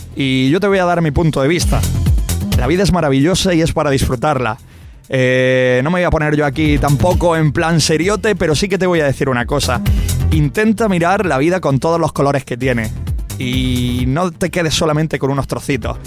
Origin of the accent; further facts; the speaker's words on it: Aguaderas, Region of Murcia, Spain; Yo, Aguaderas.